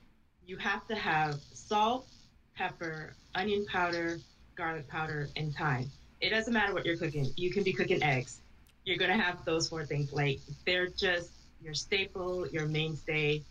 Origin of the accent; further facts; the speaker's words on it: Jamaica; I was born and raised, I was born in Jamaica, and I was raised around West Indian, specifically Jamaican cooking